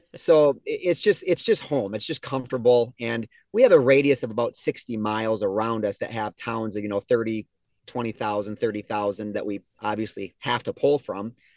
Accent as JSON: {"language": "English", "town": "Geneva", "region": "Minnesota", "country": "United States", "tie": "born or raised there", "also_born_or_lived": "Albert Lea, Minnesota", "said": "I grew up in Geneva where our business is"}